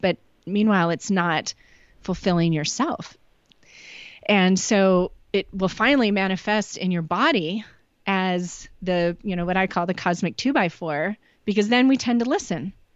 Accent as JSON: {"language": "English", "town": "Chicago", "region": "Illinois", "country": "United States", "tie": "born or raised there", "also_born_or_lived": "Nashville, Tennessee", "moved": "yes", "lives_now": "Northeast Oregon, United States", "said": "grew up in Chicago"}